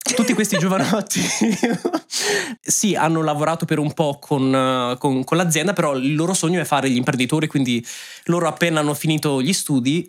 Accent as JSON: {"language": "Italian", "country": "Italy", "also_born_or_lived": "Ireland", "moved": "as an adult", "lives_now": "Germany"}